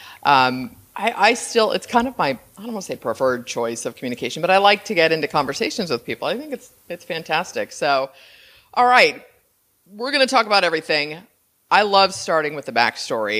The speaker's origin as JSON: {"language": "English", "area": "San Francisco Bay Area", "region": "Northern California", "country": "United States", "moved": "yes", "lives_now": "Costa Rica", "said": "I'm from Northern California, San Francisco Bay Area, and I was out in the suburbs"}